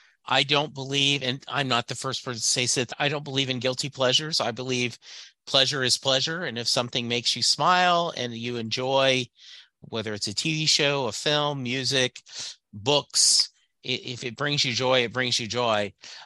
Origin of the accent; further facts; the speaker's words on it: Louisiana, United States; But if you're a guy growing up in Southwest Louisiana like me in the 70s, I didn't.